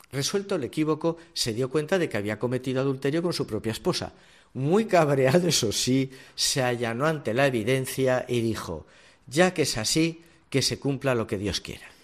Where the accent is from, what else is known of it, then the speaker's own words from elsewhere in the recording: Huesca, Aragon, Spain; nacido y criado en Huesca, en mi tierra